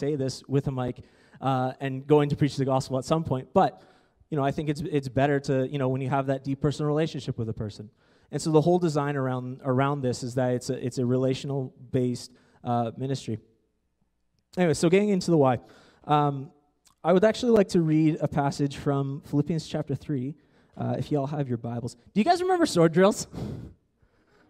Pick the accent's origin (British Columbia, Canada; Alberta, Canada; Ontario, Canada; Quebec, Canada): Ontario, Canada; moved away; I come from Ontario